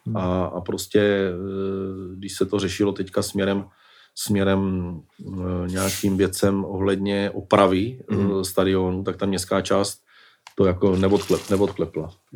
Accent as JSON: {"language": "Czech", "town": "Brno", "region": "South Moravian Region", "country": "Czechia", "said": "jako Brňák"}